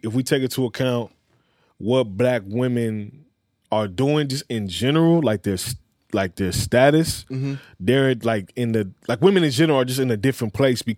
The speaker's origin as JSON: {"language": "English", "town": "Los Angeles", "region": "California", "country": "United States", "said": "I'm a West Side baby"}